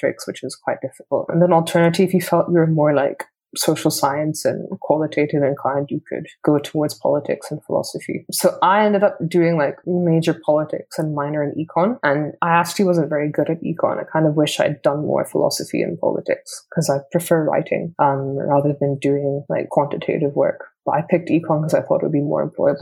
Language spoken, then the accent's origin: English; Hong Kong; first language English; moved away as an adult; also born or lived in United Kingdom; I grew up in Hong Kong